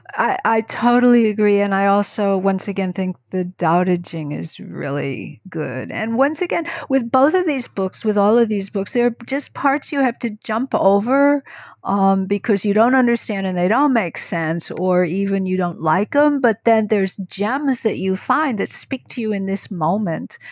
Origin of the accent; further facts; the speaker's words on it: New York, United States; who grew up in New York State